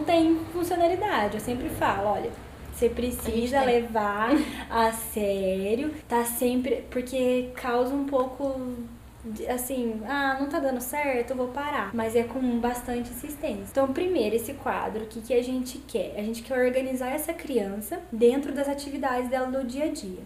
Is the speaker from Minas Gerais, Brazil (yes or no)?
yes; Cristina, Minas Gerais, Brazil; also born or lived in Campinas; now in Itajubá, Brazil; vou voltar pra minha cidade, que eu sou de Cristina.